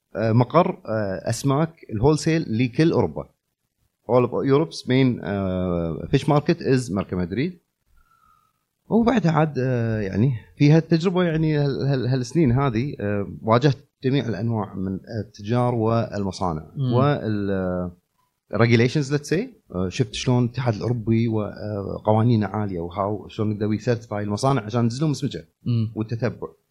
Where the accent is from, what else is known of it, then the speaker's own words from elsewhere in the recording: Kuwait; انا شخصيا لما كنت صغير آه، بالكويت